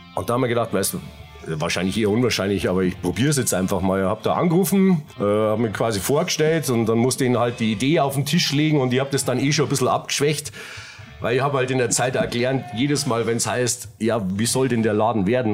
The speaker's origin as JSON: {"language": "German", "town": "Munich", "region": "Bavaria", "country": "Germany", "tie": "born or raised there", "also_born_or_lived": "Giesing", "accent": "Bavarian", "said": "mitten in der Innenstadt. Rechts der Isar, aufgewachsen, äh, Höhe Viktualienmarkt."}